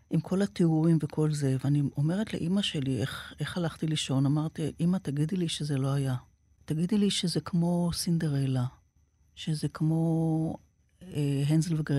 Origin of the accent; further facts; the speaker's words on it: Haifa, Haifa District, Israel; גדלתי באזור שבו היו, בחיפה, המון המון ניצולי שואה.